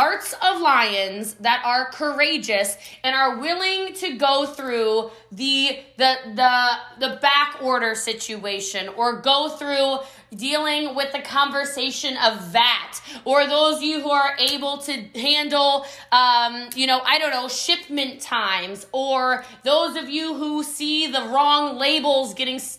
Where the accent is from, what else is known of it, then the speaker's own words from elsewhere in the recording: United States; I am American